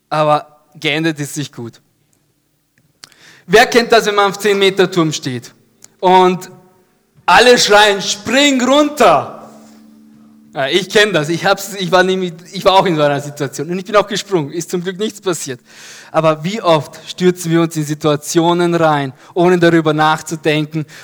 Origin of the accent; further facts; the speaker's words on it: Ebelsberg, Upper Austria, Austria; mit Freunden auf so einer Halfpipe in Ebelsberg, da wo ich groß geworden bin.